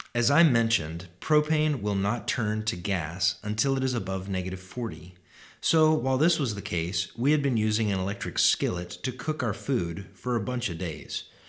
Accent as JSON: {"language": "English", "region": "Alaska", "country": "United States", "said": "my home state"}